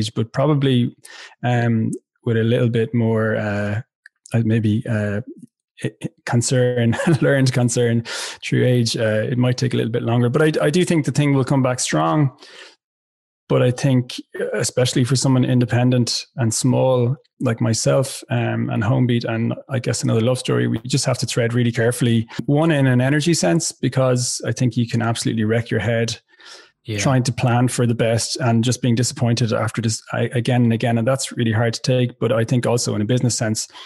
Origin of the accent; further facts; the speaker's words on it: West Limerick, Munster, Ireland; moved away as an adult; also born or lived in Dublin; I'm from West Limerick originally. I've lived a lot of my adult life in Dublin.